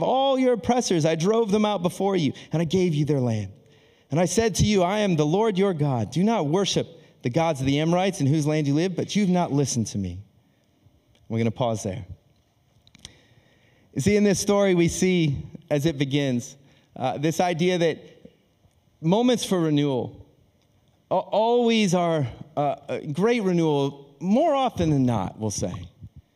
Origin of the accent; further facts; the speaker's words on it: Akron, Ohio, United States; moved away as an adult; also born or lived in Australia; I'm born and raised in Akron, Ohio